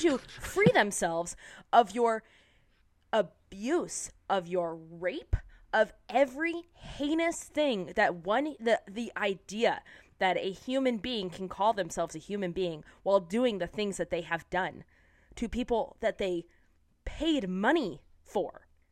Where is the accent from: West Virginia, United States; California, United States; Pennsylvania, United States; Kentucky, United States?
California, United States; San Diego; I'm from San Diego